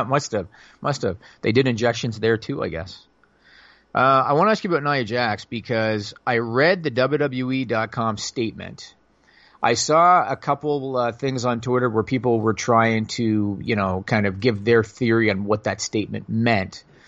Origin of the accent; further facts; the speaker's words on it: Canada; I'm Canadian